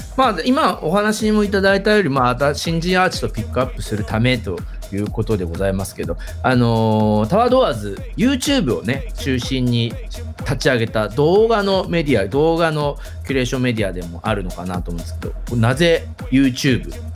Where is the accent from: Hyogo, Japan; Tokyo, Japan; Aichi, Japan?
Aichi, Japan; Nagoya; 地元名古屋でございま